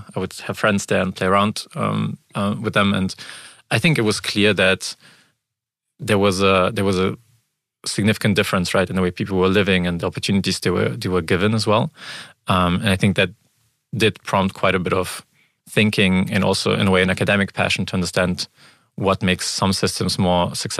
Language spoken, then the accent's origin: English; Frankfurt, Hesse, Germany; also born or lived in Ukraine; And I was born in the Ukraine shortly after the collapse of the Soviet Union, and moved to Germany when I was around 4 years old. And grew up here mostly in Frankfurt.